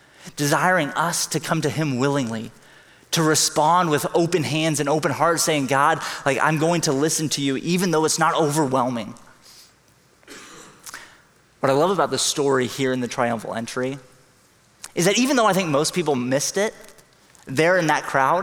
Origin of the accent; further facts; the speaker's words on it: Hong Kong; now in San Jose, United States; I grew up in Hong Kong. It's a big city.